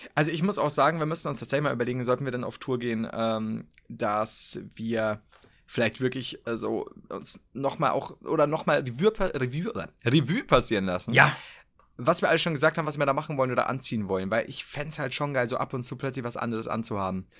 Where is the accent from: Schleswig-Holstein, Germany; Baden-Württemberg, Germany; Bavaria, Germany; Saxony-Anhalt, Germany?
Bavaria, Germany; bei uns in Bayern